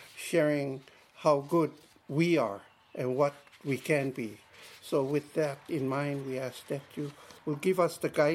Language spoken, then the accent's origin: English; Hakipu'u, Hawaii, United States; moved away as an adult; now in Molokai, United States; I come from Hakipu'u. And it's a very small community